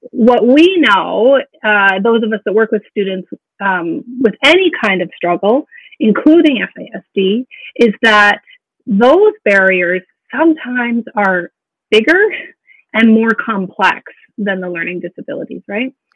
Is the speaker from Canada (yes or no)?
yes; Alberta, Canada; moved away as an adult; also born or lived in Yukon; born and raised in Alberta